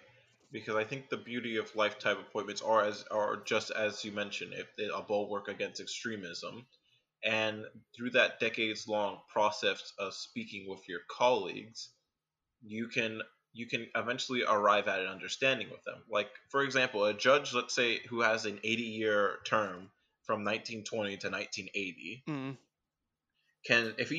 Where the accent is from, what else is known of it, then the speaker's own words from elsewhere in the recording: New York City, New York, United States; Yeah, I'm a New Yorker.